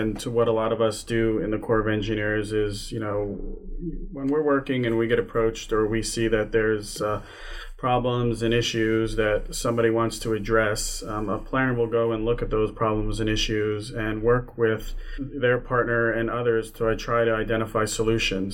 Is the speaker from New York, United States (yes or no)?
yes; Long Island, New York, United States; I grew up in Long Island, New York